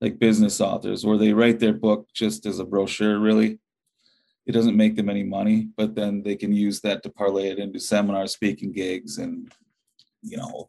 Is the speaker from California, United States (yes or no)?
no; Chautauqua, Wisconsin, United States; growing up in Chautauqua